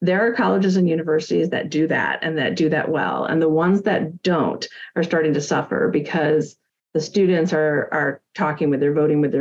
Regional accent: Milwaukee, Wisconsin, United States; Cardinal Stritch here in my hometown

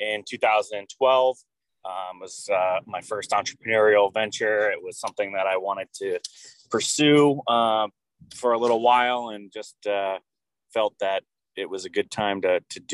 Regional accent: Newport, Rhode Island, United States; my hometown, Newport

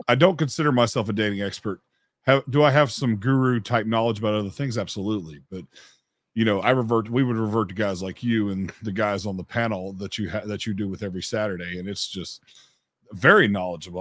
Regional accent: Memphis, Tennessee, United States; I'm from Memphis, Tennessee

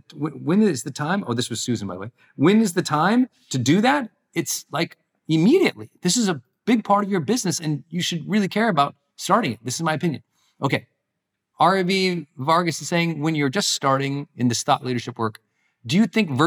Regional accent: Montana, United States; moved away; my home state where I grew up in Montana

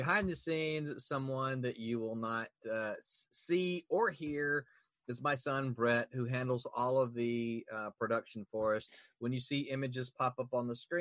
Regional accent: Mississippi, United States; now in Florida, United States; I'm from Mississippi

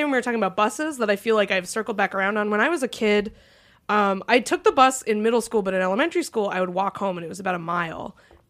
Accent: Concord, New Hampshire, United States; moved away; I grew up in Concord.

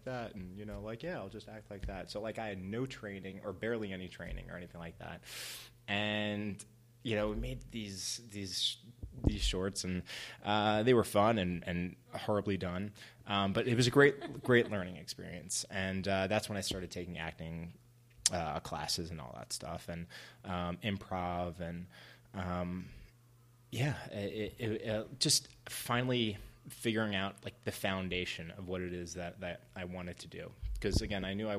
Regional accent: New York, United States; moved away as an adult; now in Los Angeles, United States; growing up in New York, I didn't have any like filmmaker connections

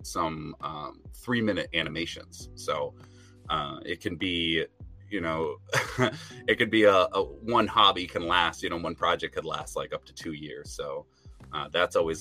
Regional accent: New Hampshire, United States; So I'm from New Hampshire, actually. So there's not a lot of animation and design stuff going on up here

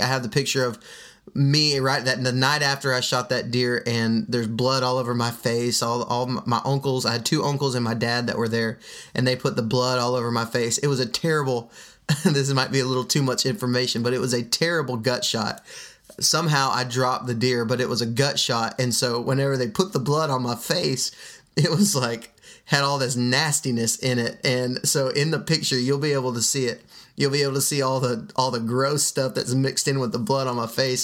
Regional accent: Midland, Texas, United States; now in Alabama, United States; I was raised in West Texas and Midland, Texas, to be exact

